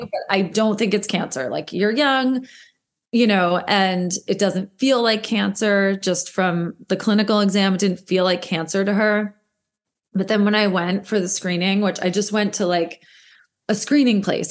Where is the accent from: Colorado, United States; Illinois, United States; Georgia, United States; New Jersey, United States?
New Jersey, United States; moved away as an adult; also born or lived in New York City; I am from New Jersey and never thought I would move back here like most of us